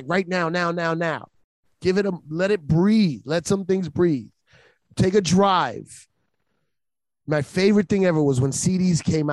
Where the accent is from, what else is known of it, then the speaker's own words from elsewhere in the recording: New York City, New York, United States; as a New Yorker